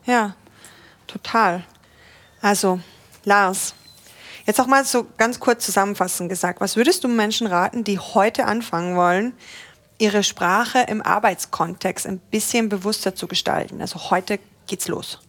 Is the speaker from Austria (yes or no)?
yes; Austria; moved away; ich komme ja eigentlich aus Österreich und da sind mhm. wir noch mal konservativer